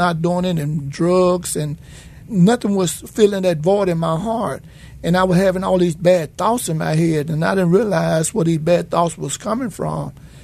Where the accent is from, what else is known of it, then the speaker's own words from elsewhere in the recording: Memphis, Tennessee, United States; I was raised in the Claiborne Homes Housing Project